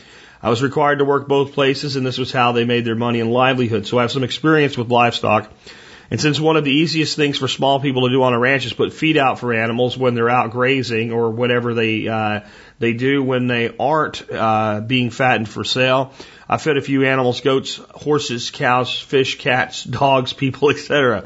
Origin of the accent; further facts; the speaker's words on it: Oklahoma, United States; I grew up in Oklahoma around people who had livestock